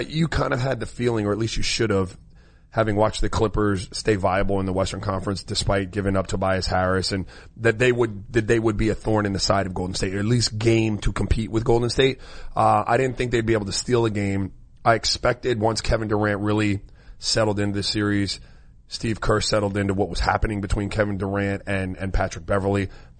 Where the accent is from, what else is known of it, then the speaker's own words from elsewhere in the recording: U.S. Virgin Islands; moved away; I was born in St. Croix in the Virgin Islands